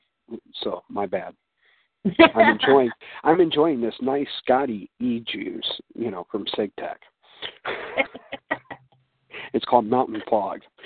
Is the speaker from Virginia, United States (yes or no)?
no; St. Louis, Missouri, United States; also born or lived in Illinois; now in Chicago, United States; I'm originally from St. Louis